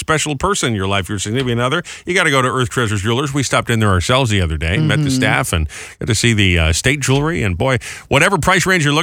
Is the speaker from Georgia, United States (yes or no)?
no; Massachusetts, United States; in my home state